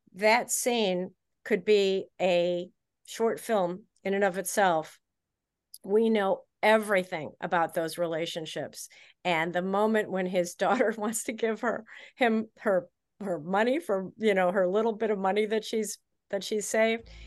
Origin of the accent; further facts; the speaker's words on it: Chicago, Illinois, United States; I am from Chicago